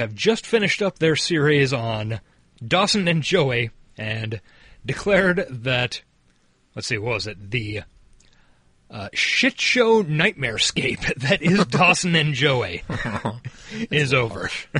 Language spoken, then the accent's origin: English; Ireland; I grew up in Ireland. We had two channels for two decades. Then we got a few more fuzzy channels from England.